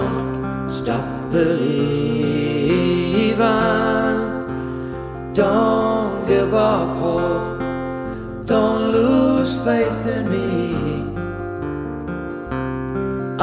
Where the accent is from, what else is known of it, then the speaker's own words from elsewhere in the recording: Newfoundland and Labrador, Canada; from Newfoundland, the singer-songwriter